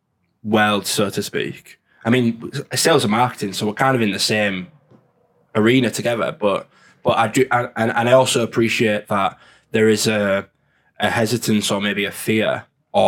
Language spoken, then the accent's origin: English; Hull, Yorkshire and the Humber, United Kingdom; I'm from Hull.